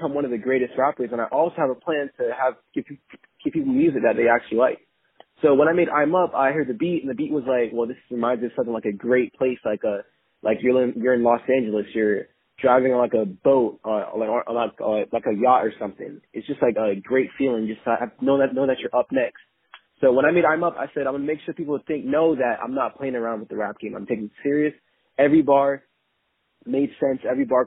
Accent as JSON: {"language": "English", "country": "Jamaica", "tie": "born or raised there", "said": "I was born in Jamaica"}